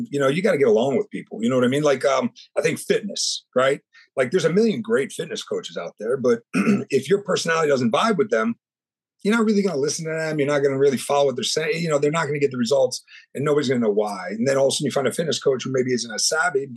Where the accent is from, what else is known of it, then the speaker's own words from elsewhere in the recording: New York, United States; also born or lived in California; now in Orlando, United States; I'm from New York and I moved down to Florida